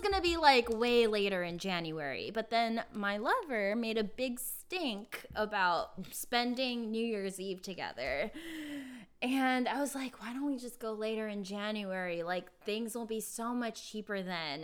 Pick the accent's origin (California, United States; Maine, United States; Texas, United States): California, United States; also born or lived in New York; now in Los Angeles, United States; I grew up in California